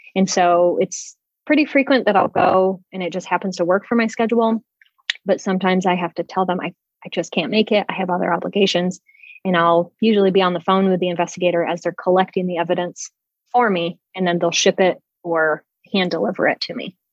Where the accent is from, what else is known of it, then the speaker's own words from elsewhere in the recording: outside of Syracuse, New York, United States; moved away as an adult; also born or lived in Cleveland, Ohio; I grew up outside of Syracuse, New York